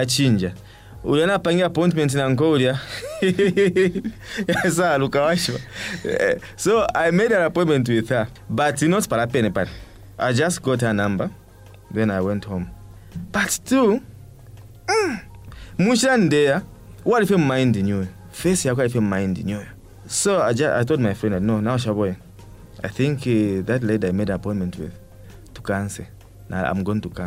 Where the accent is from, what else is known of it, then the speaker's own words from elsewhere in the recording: Chingola, Copperbelt Province, Zambia; moved away as an adult; My hometown is Chingola